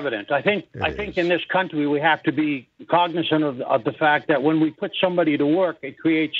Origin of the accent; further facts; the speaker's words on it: Ontario, Canada; I'm from Ontario